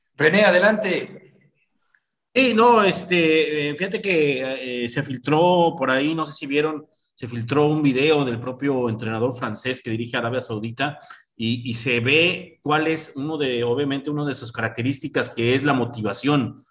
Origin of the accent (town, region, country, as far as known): Mexico